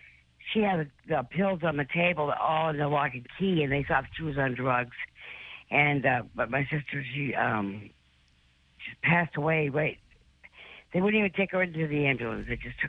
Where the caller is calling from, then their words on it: Dartmouth, Massachusetts, United States; I'm calling from Dartmouth, Mass.